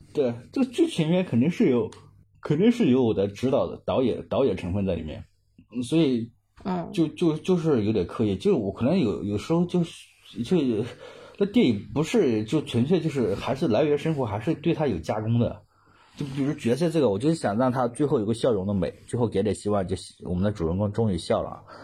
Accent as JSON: {"language": "Chinese", "region": "Hunan", "country": "China", "tie": "born or raised there", "moved": "as an adult", "lives_now": "Guangzhou, China", "said": "湖南也是偏南方，又，特别是我们当地"}